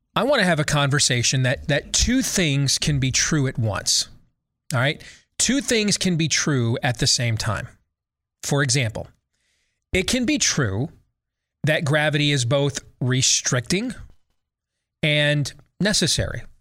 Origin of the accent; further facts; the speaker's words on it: Iowa, United States; my home state of Iowa